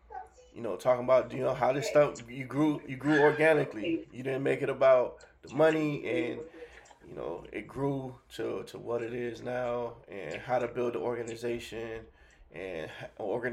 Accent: Miami, Florida, United States; I'm from Miami, so I learned hustling

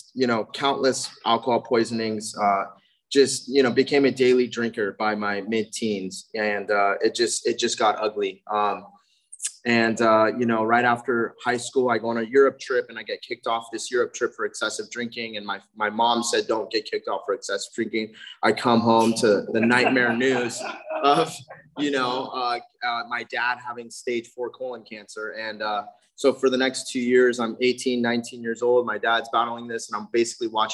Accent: South Bay, California, United States; also born or lived in Redondo Beach; I grew up in the South Bay

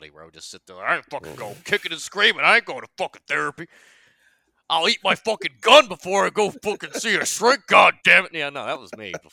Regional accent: United States; I'm American.

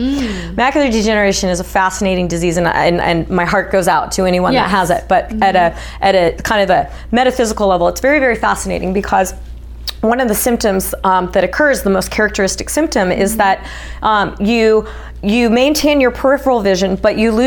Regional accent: United States; I was from America

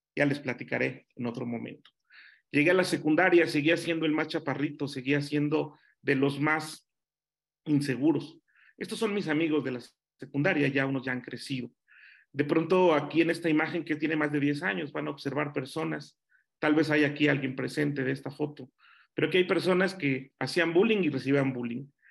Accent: Nezahualcóyotl, State of Mexico, Mexico; Yo era de Nesa, yo era de Nesa

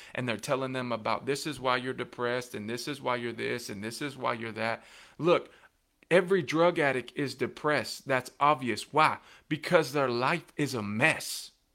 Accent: Coffee County, Tennessee, United States; in my hometown and in my ho-, my home county

